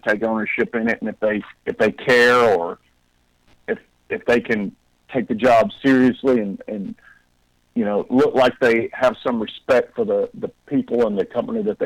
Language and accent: English; Tennessee, United States; now in Athens, United States; I grew up in Tennessee, so I was accustomed to snow